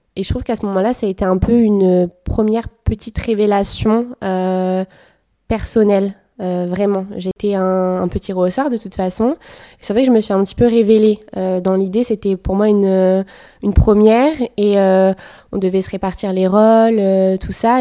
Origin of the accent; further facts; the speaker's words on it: Bordeaux, Nouvelle-Aquitaine, France; Je suis bordelaise depuis toujours